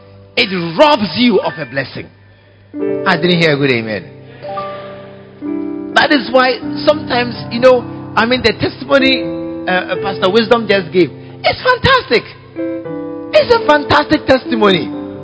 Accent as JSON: {"language": "English", "country": "Ghana", "said": "You are a Ghanaian, I'm a Ghanaian."}